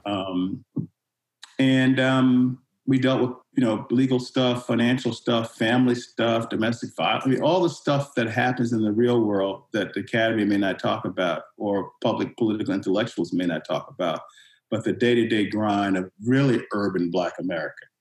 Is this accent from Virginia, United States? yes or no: yes; Richmond, Virginia, United States; moved away; I'm originally from Richmond, Virginia, and I was born into segregation. So, you know, we grew up legally in black community